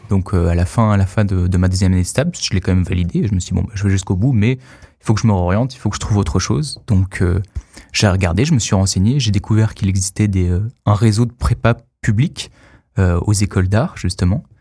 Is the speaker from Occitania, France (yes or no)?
no; Arles, Provence-Alpes-Côte d'Azur, France; Alors à la base, donc je viens de Arles, dans le sud, même si j'ai quelques racines parisiennes.